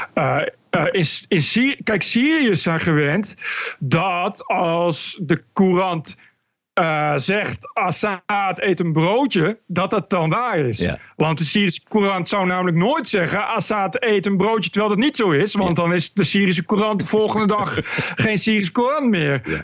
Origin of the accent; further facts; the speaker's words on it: Netherlands; moved away as an adult; als Nederlander dat ik geen Arabisch ken